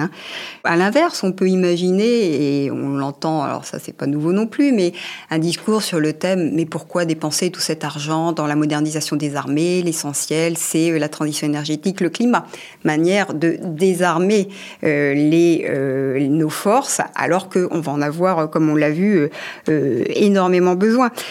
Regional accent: France; chez nous en France

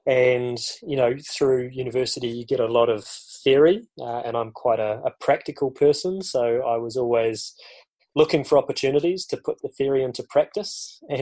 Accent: Granity, West Coast, New Zealand; I grew up in the South Island of New Zealand, down on the West Coast, in a tiny little town called Granity

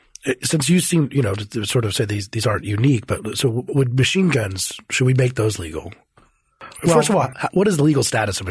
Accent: Colorado, United States; We're both from Colorado

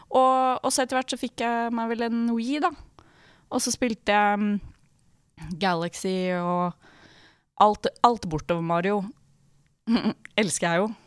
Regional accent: Drammen, Buskerud, Norway; now in Oslo, Norway; hun er min bestevenninne fra jeg vokste opp da, i Drammen. Uh, og vi bodde sammen i Oslo Når vi flytta hit

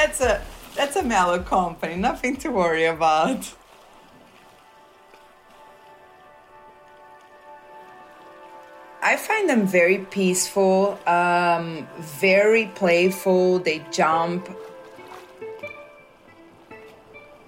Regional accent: Rio de Janeiro, Brazil; now in Nazaré, Portugal; I was born in Rio de Janeiro, Brazil.

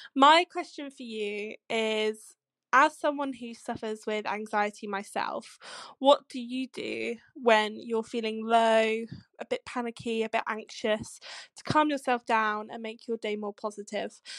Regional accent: Scotland, United Kingdom; I'm from Scotland.

